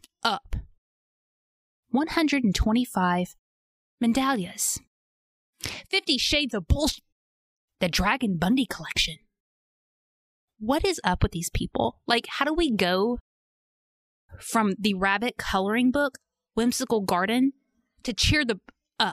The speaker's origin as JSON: {"language": "English", "region": "Arkansas", "country": "United States", "accent": "Southern", "said": "I'm Southern, so I pronounce it Young. I know it's not Young, like Y-O-U-N-G, but that's just how it comes out of my mouth, okay? I can't help it. I'm from Arkansas"}